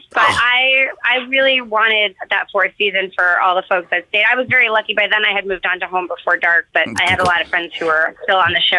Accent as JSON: {"language": "English", "town": "New York City", "region": "New York", "country": "United States", "tie": "born or raised there", "said": "I grew up in New York City"}